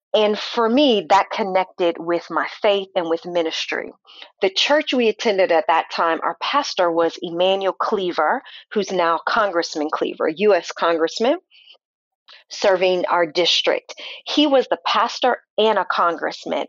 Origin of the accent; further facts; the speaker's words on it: St. Louis, Missouri, United States; now in Kansas City, United States; I grew up in St. Louis, Missouri. Born and raised there